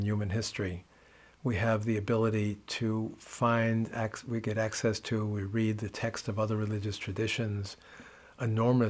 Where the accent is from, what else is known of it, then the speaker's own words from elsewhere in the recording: New York City, New York, United States; moved away as an adult; also born or lived in Kathmandu, Nepal; growing up in New York City, Catholic boy, Catholic schools